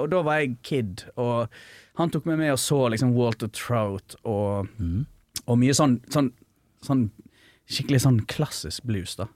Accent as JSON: {"language": "Norwegian", "area": "an island 30 minutes from Bergen", "region": "Vestland", "country": "Norway", "tie": "born or raised there", "said": "jeg har vokst opp på landet, sant. Eller ja. 30 minutter fra Bergen, da. Ja. På en øy"}